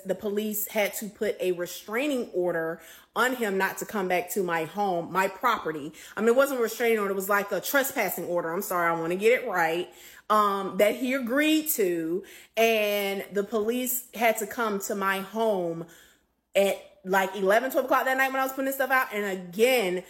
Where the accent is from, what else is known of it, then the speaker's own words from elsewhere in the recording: Philadelphia, Pennsylvania, United States; moved away; also born or lived in Clayton County, Georgia; I'm from Philly